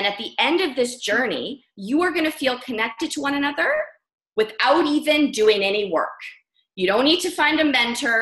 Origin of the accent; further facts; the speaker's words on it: Vancouver, British Columbia, Canada; moved away as an adult; now in Bali, Indonesia; I'm from Canada. I was raised in Vancouver, British Columbia